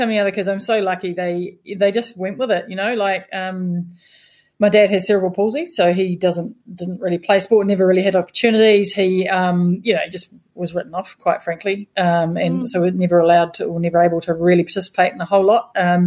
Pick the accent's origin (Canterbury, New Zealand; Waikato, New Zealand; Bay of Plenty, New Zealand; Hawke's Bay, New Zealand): Hawke's Bay, New Zealand; Napier; moved away; So I grew up in Napier